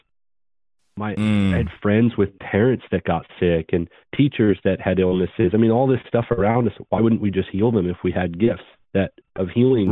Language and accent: English; Vancouver, British Columbia, Canada; moved away as an adult; also born or lived in Florida; I grew up in Canada, Word of Faith, Prosperity Gospel